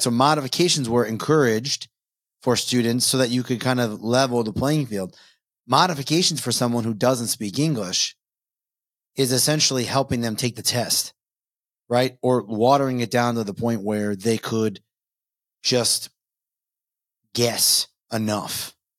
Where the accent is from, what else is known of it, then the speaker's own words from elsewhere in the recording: Long Island, New York, United States; I grew up in New York. So not city, Long Island